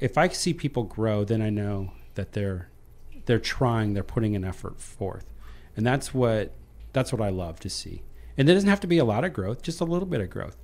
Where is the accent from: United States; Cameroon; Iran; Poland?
United States; Iowa; I was raised in Iowa